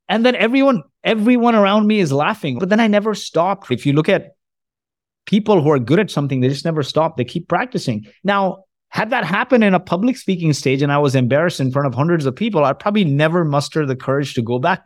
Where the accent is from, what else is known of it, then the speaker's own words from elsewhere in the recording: Kuwait; moved away; also born or lived in Canada / New Jersey; I was born in Kuwait. My parents are from India.